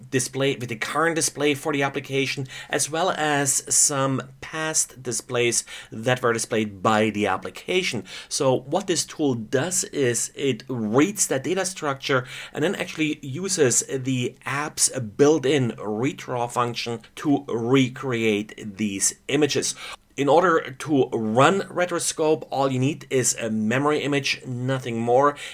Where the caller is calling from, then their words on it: Stockheim, Bavaria, Germany; today I'm recording from Stockheim, Germany.